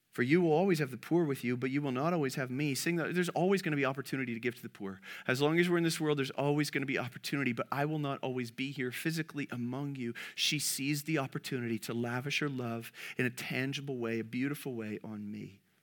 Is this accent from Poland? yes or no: no; Canada; as a Canadian